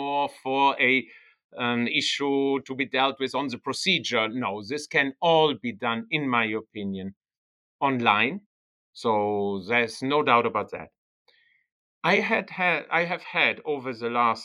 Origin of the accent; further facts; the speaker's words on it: Germany; accent: German; first language German; English is a second language; moved away as an adult; also born or lived in Bologna, Italy / Netherlands; My native language is German. So I was born in Germany, even though I'm an Italian citizen. I was born in Germany and grew up in Germany for the first 19 years of my life.